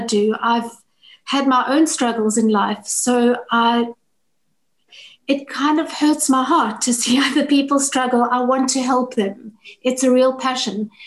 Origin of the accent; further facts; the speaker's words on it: South Africa; I'm from South Africa.